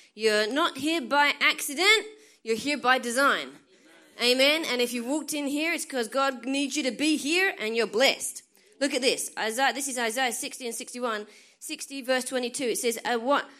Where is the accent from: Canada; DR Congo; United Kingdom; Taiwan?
United Kingdom; England; moved away as an adult; now in United States; I'm from England, right? And I've lived in America twelve years. That's why I sound funny